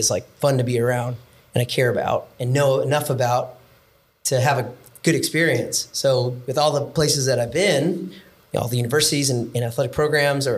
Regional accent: Orange County, Southern California, United States; growing up in Orange County, Southern California

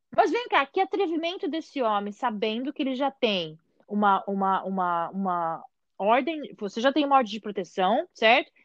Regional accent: Brazil; moved away; a gente vem do Brasil

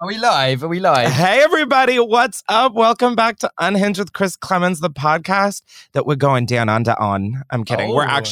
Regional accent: Australia; accent: Australian; I'm just saying in terms of my Australian accent. It is going to fly left and right, and it's going to come in and out just like that.

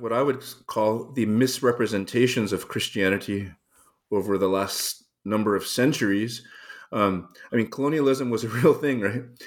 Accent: Los Angeles, California, United States; I grew up in Los Angeles. I was born on the east side of town, raised in the suburbs

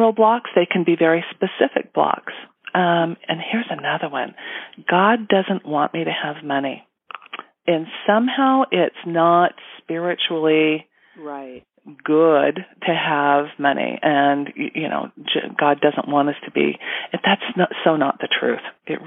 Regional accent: Utah, United States; I was born and raised in Utah

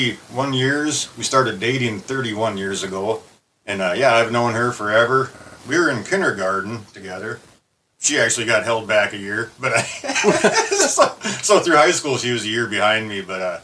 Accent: Brainerd, Minnesota, United States; also born or lived in Willmar, Minnesota; I've been around here. I think we moved up from Wilmer when I was like 3 or 4 years old. So I've been in the Brainerd area my whole life.

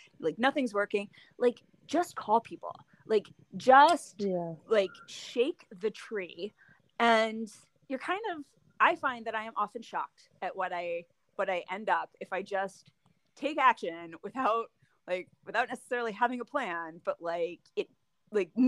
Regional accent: Delaware, United States; moved away as an adult; also born or lived in Clovis, New Mexico; now in Chicago, United States; I grew up in Delaware, and I worked for my high school newspaper

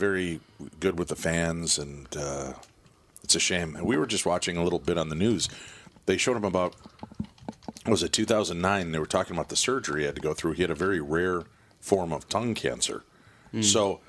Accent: Illinois, United States; where I grew up in Illinois.

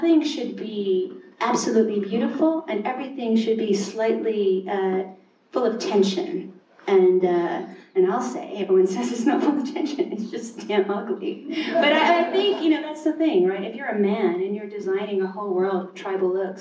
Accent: Kentucky, United States; moved away; also born or lived in New York; where I grew up in Kentucky

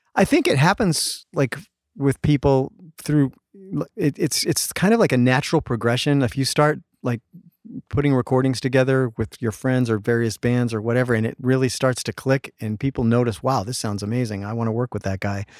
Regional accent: Canada; now in Los Angeles, United States; I'm Canadian. I grew up in Canada, a lot of fishing, hunting

